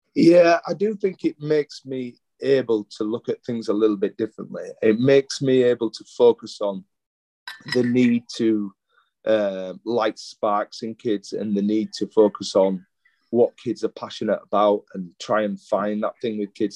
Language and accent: English; Leeds, Yorkshire and the Humber, United Kingdom; moved away as an adult; now in Adelaide, Australia; my hometown of Leeds